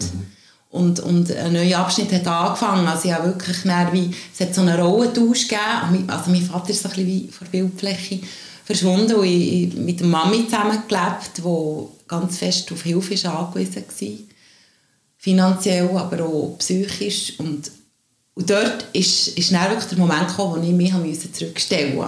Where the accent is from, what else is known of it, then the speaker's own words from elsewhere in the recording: Diesbach bei Büren, Bern, Switzerland; also born or lived in Zuberg; Ich bin in Diesbach bei Büren aufgewachsen, wohne aber jetzt schon ah, über 15 Jahre hier zu Berg.